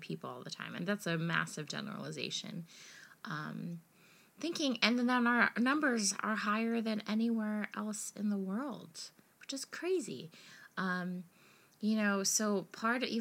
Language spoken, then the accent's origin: English; United States; being American